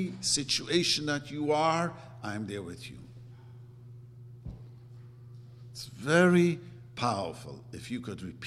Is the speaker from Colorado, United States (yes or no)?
no; New York City, New York, United States; I grew up in Williamsburg